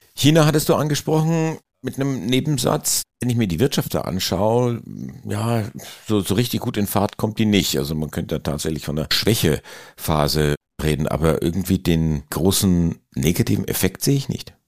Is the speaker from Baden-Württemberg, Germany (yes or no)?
no; Bavaria, Germany; Das sage ich jetzt als Bayer